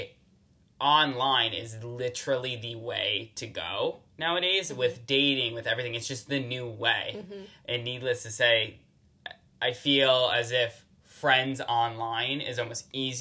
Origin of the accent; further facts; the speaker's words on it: New Haven, Connecticut, United States; born and raised in New Haven, Connecticut